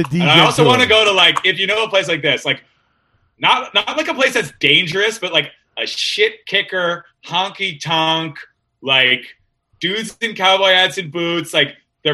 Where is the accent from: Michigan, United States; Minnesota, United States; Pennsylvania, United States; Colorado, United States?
Pennsylvania, United States; Philadelphia; I grew up in Philly